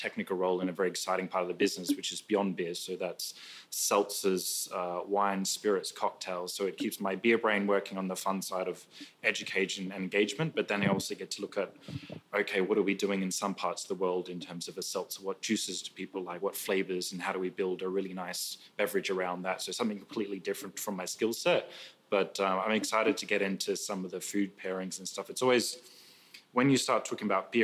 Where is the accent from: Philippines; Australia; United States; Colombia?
Australia; Brisbane, Queensland; moved away as an adult; also born or lived in London; I'm Australian, originally moved over from Brisbane, Australia to London 10 years ago